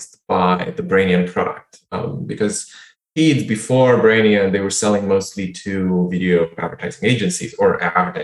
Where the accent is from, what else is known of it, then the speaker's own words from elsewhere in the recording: Bucharest, Romania; moved away; I grew up in Bucharest, had no money